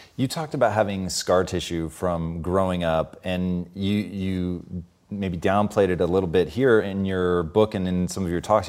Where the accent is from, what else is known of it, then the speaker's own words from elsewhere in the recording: Tacoma, Washington, United States; Growing up in Tacoma